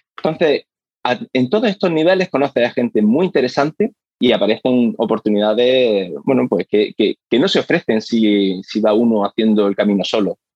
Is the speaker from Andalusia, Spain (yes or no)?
yes; Granada, Andalusia, Spain; moved away as an adult; now in Australia; volver a mi ciudad natal, a Granada